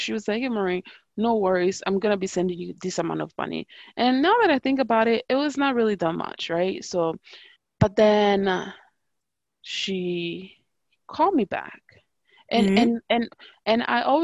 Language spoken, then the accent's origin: English; Pordenone, Friuli-Venezia Giulia, Italy; growing up in Italy